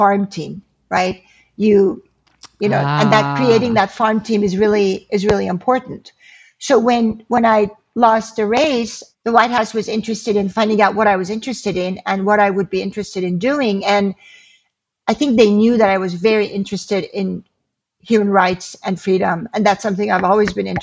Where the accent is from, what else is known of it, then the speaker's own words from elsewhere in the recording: Iran; also born or lived in California / Oregon; now in United States; when we were growing up in Iran